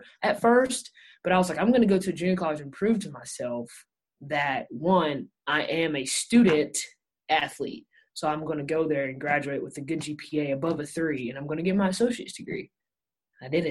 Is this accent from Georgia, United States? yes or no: yes; Commerce, Georgia, United States; I'm from Commerce, Georgia. It's itty bitty